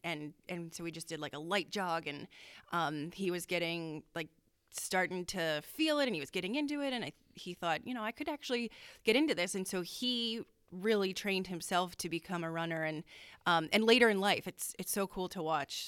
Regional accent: Danville, Pennsylvania, United States; growing up in Danville

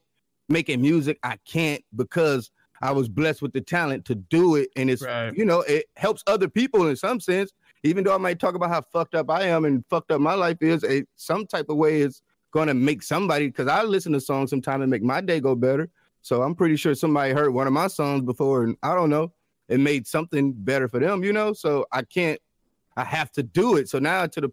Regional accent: Detroit, Michigan, United States; I come from Detroit, and that's more of the open mic scene

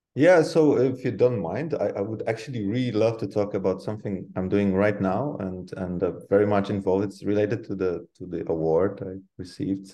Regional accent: Poland; moved away as an adult; now in Netherlands; I come from Poland, uh, but I'm based in the Netherlands, living here like half of my life uh, by now or more

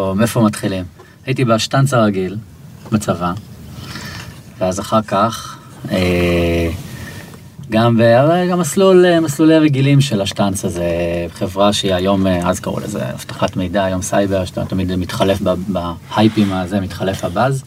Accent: Israel; אני מישראל

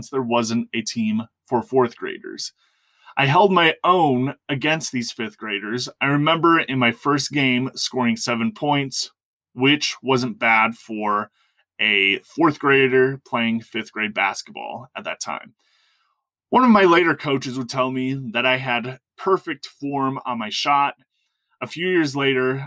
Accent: Wisconsin, United States; my experience growing up in Wisconsin

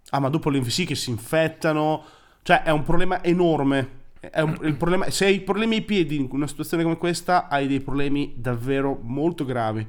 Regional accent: Emilia-Romagna, Italy; adesso noi siamo romagnoli

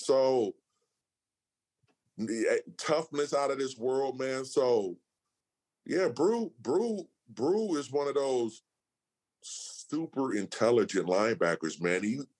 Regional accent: Seattle, Washington, United States; Seattle, Washington.

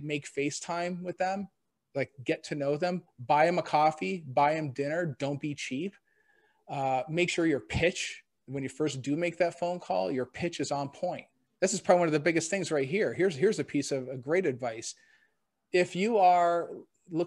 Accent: Canada; now in Cleveland, United States; I was actually born and raised in Canada

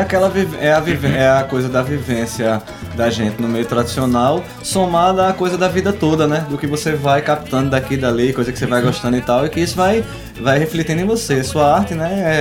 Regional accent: Arcoverde, Pernambuco, Brazil; moved away; also born or lived in Recife; eu sou de Arco Verde, tenho uma ligação muito forte com o Coco Reis de Arco Verde

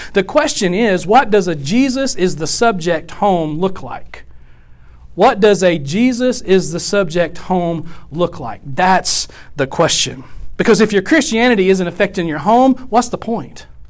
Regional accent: West Monroe, Louisiana, United States; also born or lived in Houston, Texas / Arkansas / Ohio; now in Nacogdoches, United States; West Monroe is where I really grew up

